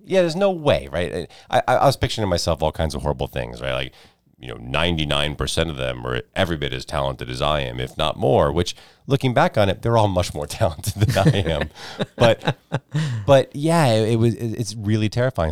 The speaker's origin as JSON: {"language": "English", "country": "United States", "tie": "born or raised there", "said": "Growing up outside New York City"}